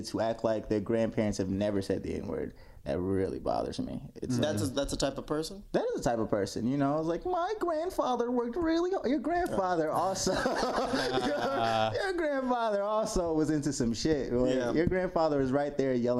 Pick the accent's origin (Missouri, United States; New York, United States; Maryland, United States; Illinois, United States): Missouri, United States; St. Louis; moved away as an adult; now in Austin, United States; I'm from St. Louis, Missouri, born and raised.